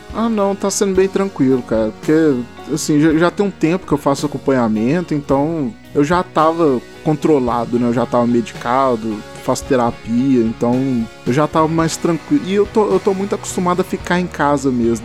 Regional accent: Belo Horizonte, Minas Gerais, Brazil; eu sou daqui de BH, que eu sou de Minas

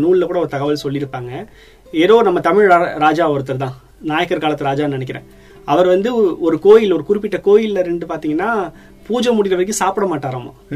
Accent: Thanjavur, Tamil Nadu, India; என்னோட சொந்த ஊர் தஞ்சாவூர்

